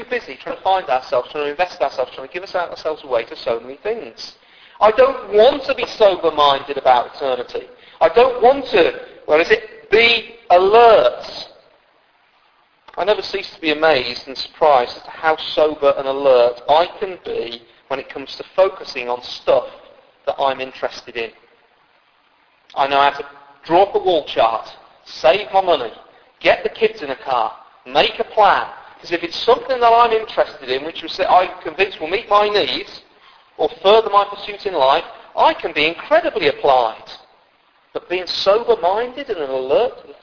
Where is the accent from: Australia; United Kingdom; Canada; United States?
United Kingdom; we're mostly British.